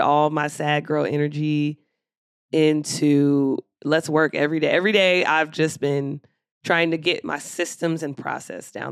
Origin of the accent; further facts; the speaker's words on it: Philadelphia, Pennsylvania, United States; now in Atlanta, United States; my hometown